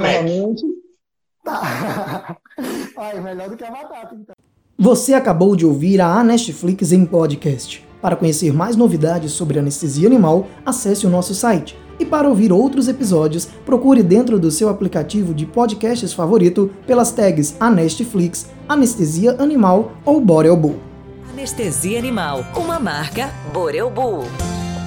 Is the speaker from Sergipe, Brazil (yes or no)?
yes; Aracaju, Sergipe, Brazil; moved away; lá em Aracaju, minha terra natal